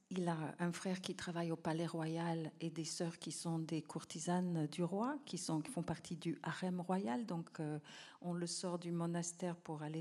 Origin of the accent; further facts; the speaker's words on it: Cambodia; Et quelque part, quand un enfant naît, c'est déjà une fête chez nous au Cambodge